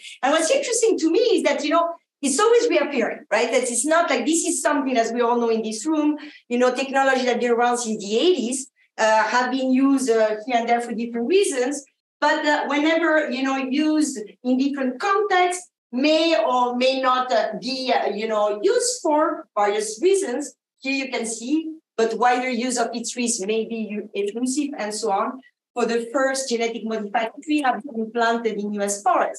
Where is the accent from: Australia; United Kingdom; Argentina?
Argentina; born there; also born or lived in France; I actually grew up around the world. I was born in Argentina. French parents, I went to France to go to agronomic engineering school